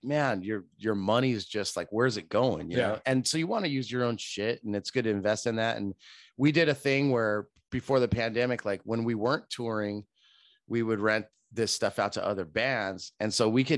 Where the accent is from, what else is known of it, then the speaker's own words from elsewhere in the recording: Oxnard, California, United States; we grew up in Oxnard